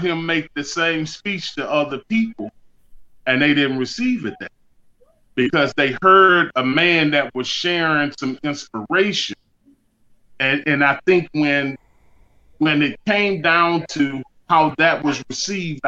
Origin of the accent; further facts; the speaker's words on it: Beaumont, Texas, United States; moved away; I've had some experiences there just growing up in Beaumont